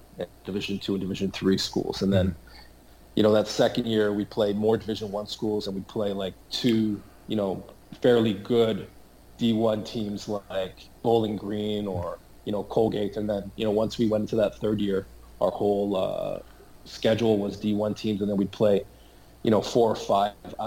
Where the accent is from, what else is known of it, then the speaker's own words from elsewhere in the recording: Toronto, Ontario, Canada; also born or lived in New Haven, Connecticut; being an American and growing up in Canada, I always kind of wanted to kind of come back to the U.S.